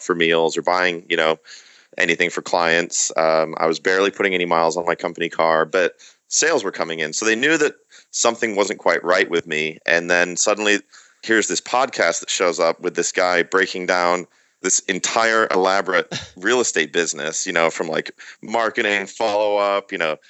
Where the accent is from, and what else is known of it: Michigan, United States; born or raised there; accent: American; moved away as an adult; also born or lived in Reading, England; now in San Diego, United States